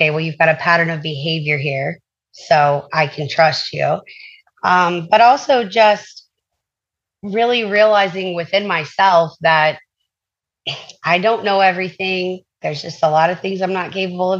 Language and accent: English; the South, United States; I'm from the South, so yes, sir, yes, ma'am, that's very common down here